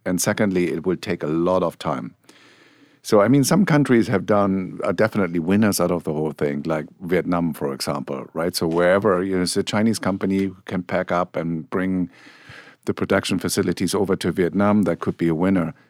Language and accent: English; Germany; accent: German; English is a second language; moved away; my home country, you figured out I have a German accent